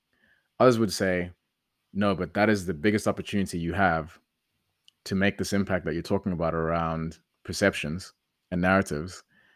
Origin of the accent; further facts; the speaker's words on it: Accra, Greater Accra, Ghana; And all that matters is that I'm from Accra and I started it here in Accra.